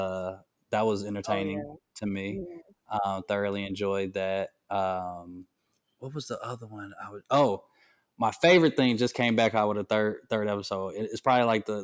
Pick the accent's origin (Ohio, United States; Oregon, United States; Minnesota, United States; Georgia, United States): Georgia, United States; Atlanta; moved away; I'm from Atlanta